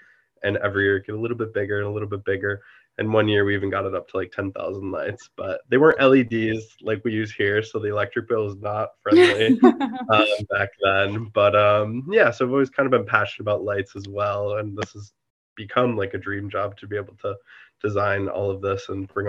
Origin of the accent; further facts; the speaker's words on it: Buffalo, New York, United States; moved away as an adult; now in Maine, United States; I grew up in Buffalo, New York area.